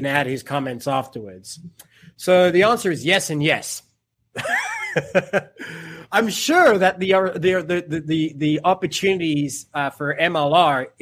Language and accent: English; Cape Town, Western Cape, South Africa; Born and raised in Cape Town